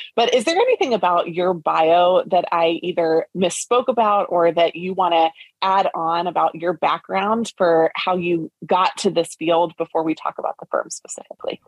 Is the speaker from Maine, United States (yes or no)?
no; Lancaster, Pennsylvania, United States; I grew up in Lancaster, Pennsylvania